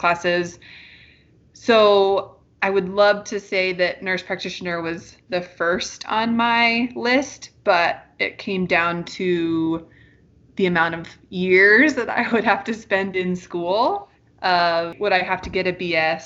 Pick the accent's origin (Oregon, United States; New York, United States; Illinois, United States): Oregon, United States; moved away; I'm originally from Oregon